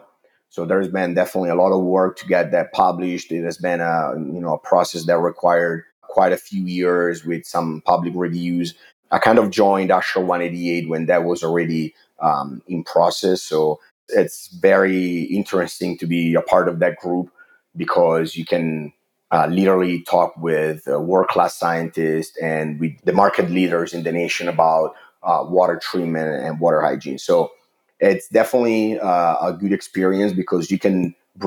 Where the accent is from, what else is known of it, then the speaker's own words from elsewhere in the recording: Italy; English is a second language; moved away; I'm originally from Italy. You can probably tell from my accent